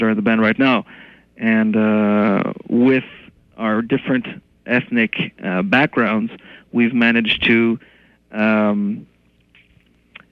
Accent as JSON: {"language": "English", "town": "Montreal", "region": "Quebec", "country": "Canada", "tie": "born or raised there", "first_language": "French", "second_language": "English", "said": "I was born and raised right here in Montreal"}